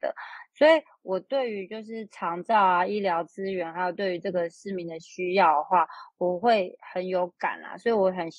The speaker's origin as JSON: {"language": "Chinese", "town": "Zhongli", "region": "Taoyuan", "country": "Taiwan", "tie": "born or raised there", "said": "因为我从小就在中立长大。中立就是介于一个城市跟乡下的中间，然后它有点像呃开发中国家吧。"}